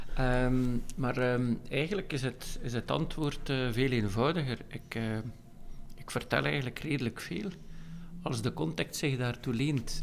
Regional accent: Veurne, Flanders, Belgium; Ik kom uit Veuren

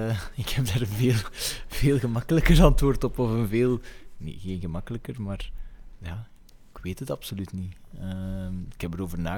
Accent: Flanders, Belgium; ik wou juist zeggen, we zijn al redelijk klein als, als Belgen. Waarom zouden we dan nog versnipperen?

